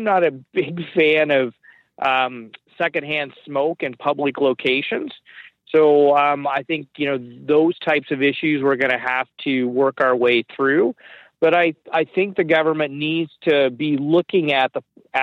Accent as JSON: {"language": "English", "town": "Guelph", "region": "Ontario", "country": "Canada", "tie": "born or raised there", "said": "my hometown in Guelph"}